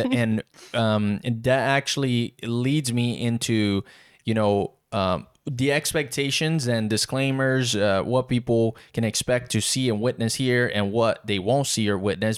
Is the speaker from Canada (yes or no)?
no; South Region, Brazil; English is a second language; now in Wilmington, United States; born and raised in Brazil, south of Brazil. English is my third language